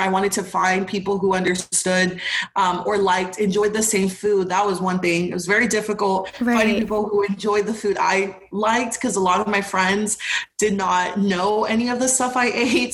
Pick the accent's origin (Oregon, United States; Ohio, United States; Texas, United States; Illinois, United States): Texas, United States; Houston; also born or lived in Arlington, Texas; growing up in Texas, especially where I was from, like my specific community, um, because, you know, Houston is huge